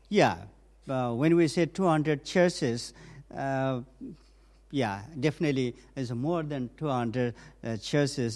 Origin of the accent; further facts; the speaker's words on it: northern Nepal, Nepal; I was born and raised up um, in a mountain village in the northern part of Nepal